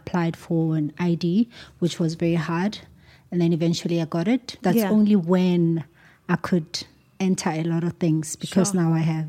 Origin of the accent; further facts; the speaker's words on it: Johannesburg, Gauteng, South Africa; I was born and raised in Alex, but I moved quite a lot when I was young.